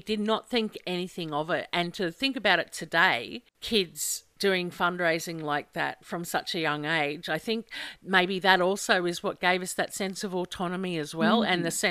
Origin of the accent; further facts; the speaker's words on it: Glenmore, Queensland, Australia; we're from Glenmore High